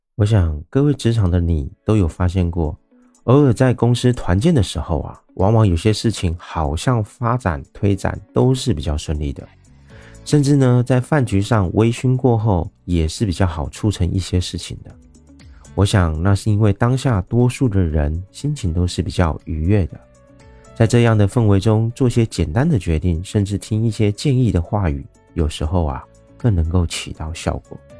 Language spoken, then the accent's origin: Chinese; Taiwan; 我是一位来自台湾喜欢旅行与热爱交朋友的